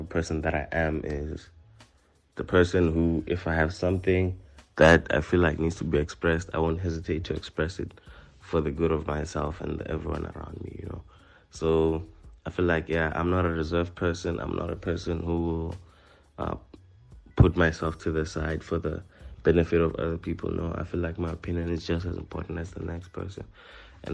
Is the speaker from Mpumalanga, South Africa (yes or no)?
yes; Thulamahashe, Mpumalanga, South Africa; I'm from Thulamahashe, Bushbuckridge